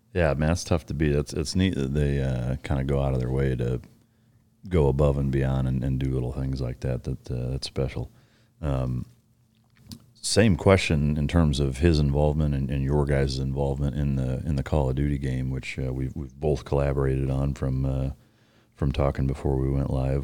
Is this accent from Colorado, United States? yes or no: no; Iowa, United States; growing up in Iowa